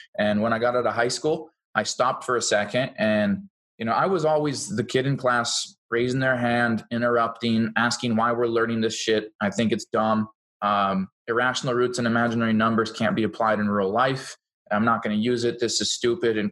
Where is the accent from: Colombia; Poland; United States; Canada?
United States; Seattle area, Washington; now in Boise, United States; I'm from the Seattle area of Washington State. I live in Boise, Idaho now